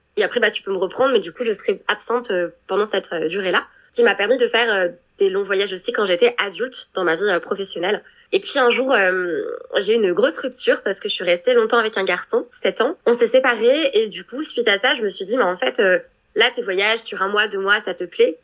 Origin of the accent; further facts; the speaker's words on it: Annecy, Auvergne-Rhône-Alpes, France; first language French; moved away as an adult; also born or lived in Aix-les-Bains, Savoie; now in New Zealand; Je suis née en France. J'ai grandi dans les Alpes euh, en France, donc euh, j'ai grandi en Haute-Savoie puis en Savoie. Donc pour ceux qui connaissent, donc euh, j'ai grandi dans la magnifique ville d'Annecy